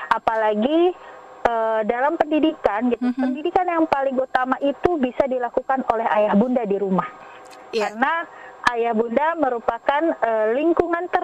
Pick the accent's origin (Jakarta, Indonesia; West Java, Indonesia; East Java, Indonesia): West Java, Indonesia; ya kalau saya dari Sunda saya kenalkan budaya Sunda secara perlahan.